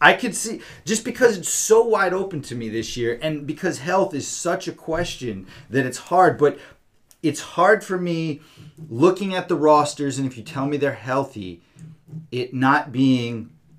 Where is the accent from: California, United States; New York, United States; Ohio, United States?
New York, United States; growing up in New York